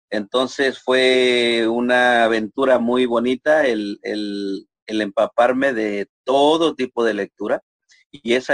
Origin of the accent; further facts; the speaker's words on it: Matehuala, San Luis Potosí, Mexico; born there; yo nací en Matehuala, es un pueblo minero en aquellos años, un pueblo pequeño.